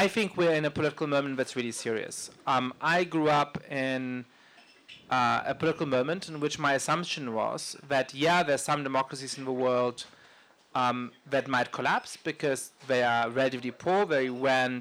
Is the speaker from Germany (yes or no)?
yes; Germany; now in United States; I grew up in Germany, and that's a country where people laugh once a year at Carnival